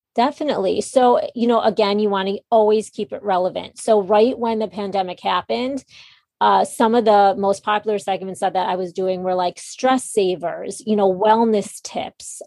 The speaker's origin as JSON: {"language": "English", "town": "Chicago", "region": "Illinois", "country": "United States", "also_born_or_lived": "New York City", "moved": "as an adult", "said": "I'm from Chicago and moved back to Chicago"}